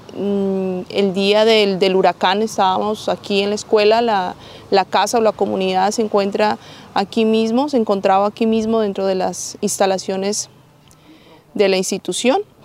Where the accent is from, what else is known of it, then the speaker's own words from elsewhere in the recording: Colombia; hermana guadalupana de La Salle, este, soy colombiana